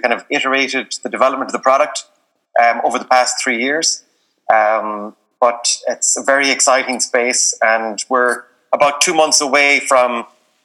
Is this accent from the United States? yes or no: no; Galway, Connacht, Ireland; also born or lived in South Pacific; I'm from Galway, went to college in NUI Galway